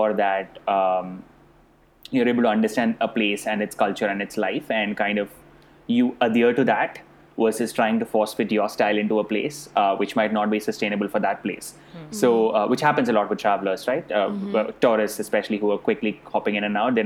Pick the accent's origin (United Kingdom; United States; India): India; accent: Indian; moved away; I was born and brought up in India. I speak like an Indian